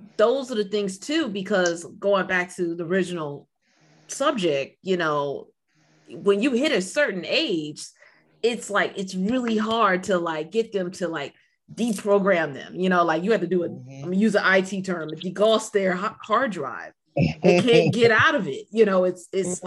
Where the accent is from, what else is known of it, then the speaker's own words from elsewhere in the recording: Silver Spring, Maryland, United States; I'm from Silver Spring.